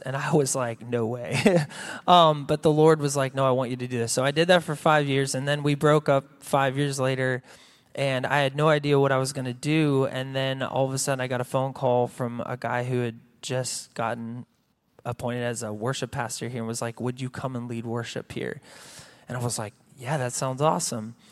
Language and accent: English; United States; I had been, uh, at a church, uh, here in my hometown for, forever